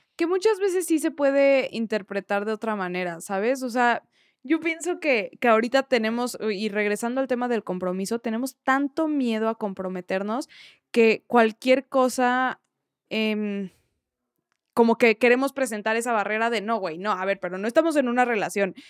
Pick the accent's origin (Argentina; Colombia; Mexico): Mexico; soy mexicana